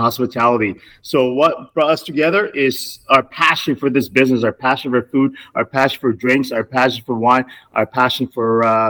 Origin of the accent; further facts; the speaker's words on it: Myanmar; now in Toronto, Canada; I'm from Burmese with Chinese background.